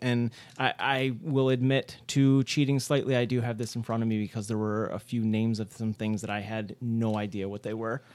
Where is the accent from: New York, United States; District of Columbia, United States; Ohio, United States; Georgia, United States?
New York, United States; Rochester; I'm the only one at this table who's from, uh, Rochester originally